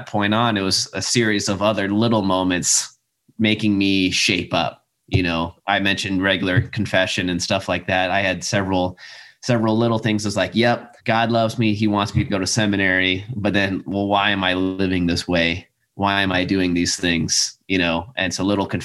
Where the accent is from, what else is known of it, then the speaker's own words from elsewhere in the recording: South Dakota, United States; moved away; I'm from South Dakota, and when I went to Catholic schools all the way up